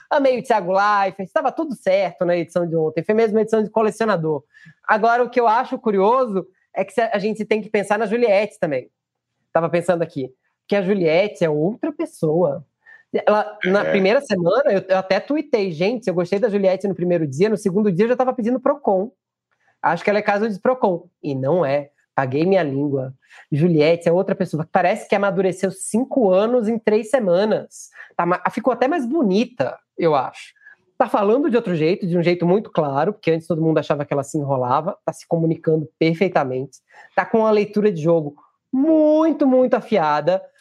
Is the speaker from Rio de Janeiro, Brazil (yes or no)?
no; Pernambuco, Brazil; como pernambucano que sou